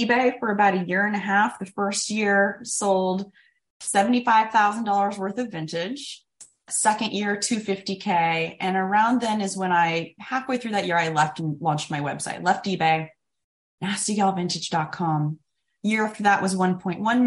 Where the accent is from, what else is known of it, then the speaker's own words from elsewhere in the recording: Sacramento, California, United States; also born or lived in San Diego, California; I was born in San Diego, lived there till I was seven, mostly grew up in beautiful Sacramento, California